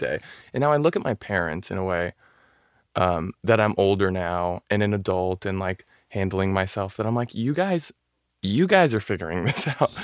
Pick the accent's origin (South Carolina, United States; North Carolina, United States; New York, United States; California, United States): California, United States; Newport Beach; moved away as an adult; also born or lived in Los Angeles; I grew up in Orange County in Newport Beach